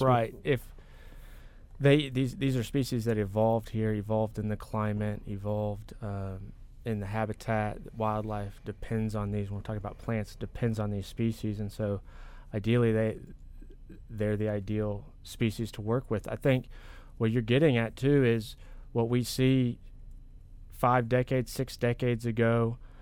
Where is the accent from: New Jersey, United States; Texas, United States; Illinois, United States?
Texas, United States; Corpus Christi; born or raised there; also born or lived in Beaumont, Texas